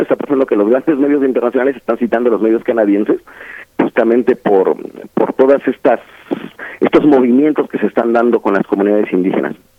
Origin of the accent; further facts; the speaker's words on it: Oaxaca, Mexico; yo soy de Oaxaca